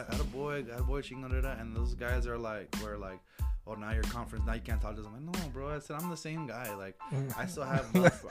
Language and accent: English; Las Cruces, New Mexico, United States; I cannot play in my hometown. That's ridiculous. I cannot play in Cruces.